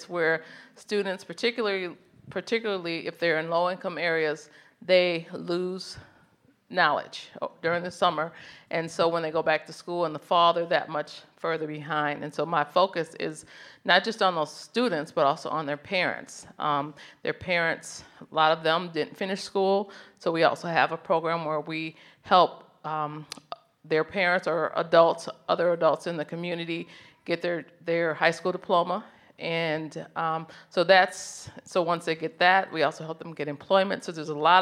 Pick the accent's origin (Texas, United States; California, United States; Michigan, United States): Michigan, United States; Grand Rapids; moved away as an adult; now in Birmingham, United States; we moved to Birmingham from Grand Rapids, Michigan, where I was born and raised